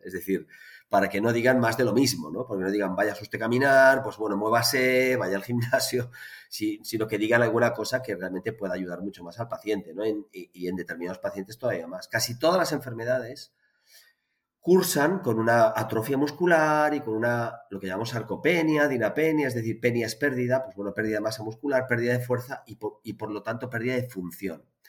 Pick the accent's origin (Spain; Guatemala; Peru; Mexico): Spain; Barcelona, Catalonia; en Barcelona, que es de donde soy